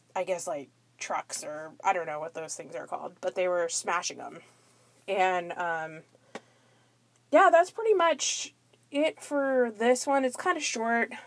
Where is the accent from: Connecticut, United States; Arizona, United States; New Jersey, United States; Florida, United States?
Florida, United States; near Fort Lauderdale; my hometown area, a little bit outside of the Fort Lauderdale, Florida area